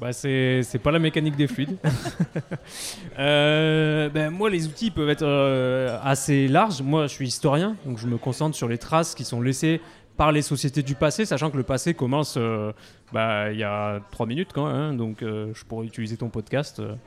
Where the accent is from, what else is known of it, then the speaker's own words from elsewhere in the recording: Grenoble area, Auvergne-Rhône-Alpes, France; also born or lived in Maurienne; j'ai grandi euh, à Kroll, donc mon camp de base c'est Chartreuse, euh, et, euh, et, Beldon, donc Chartreuse l'enfance, Beldon l'adolescence.